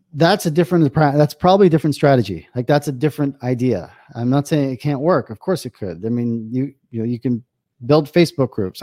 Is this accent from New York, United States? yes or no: yes; New York, United States; now in Israel; I grew up in New York